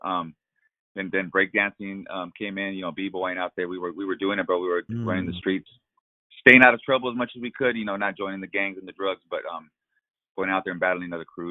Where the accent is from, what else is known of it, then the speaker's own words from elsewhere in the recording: La Puente, California, United States; also born or lived in Fontana, California; now in Rialto, United States; I did grow up in LA County. I grew up in La Puente. I was there for 30 years, and then we moved out here to the Inland Empire.